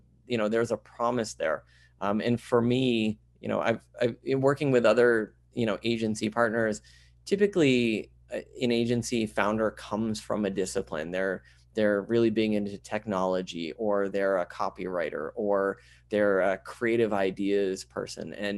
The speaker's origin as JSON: {"language": "English", "region": "Vermont", "country": "United States", "tie": "born or raised there", "said": "I grew up in Vermont. I was born in southern Vermont, and then we moved up to central Vermont."}